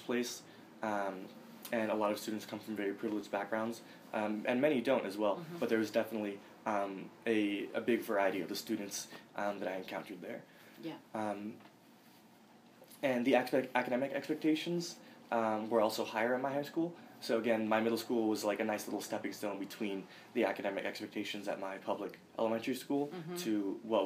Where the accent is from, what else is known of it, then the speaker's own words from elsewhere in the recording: Lynn, Massachusetts, United States; also born or lived in Boston; I've lived in Lynn, Massachusetts for nearly all of my life. I was born in Boston, but soon thereafter moved to Lynn